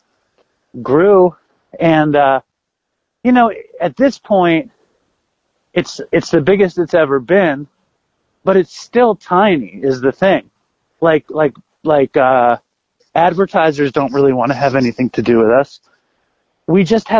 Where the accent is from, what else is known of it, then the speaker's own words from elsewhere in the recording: New York City, New York, United States; I grew up in Manhattan. I grew up in Chelsea